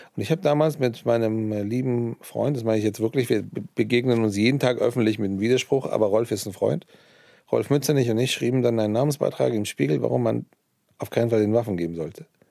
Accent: Iran; also born or lived in Hesse, Germany; now in Germany; ich bin ja im Iran aufgewachsen

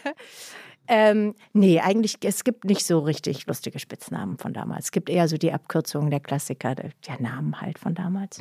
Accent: Heidenheim, Baden-Württemberg, Germany; accent: Swabian (Alb Swabian); moved away; von der Alp. Heidenheim halt.

